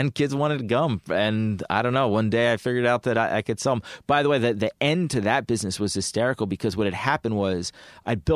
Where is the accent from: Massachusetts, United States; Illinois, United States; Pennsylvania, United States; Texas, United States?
Pennsylvania, United States; Penn Valley; I grew up in the suburbs. I um, actually grew up in um, in a town called Penn Valley, which is um, my high school was right down the street from Lower Merion High School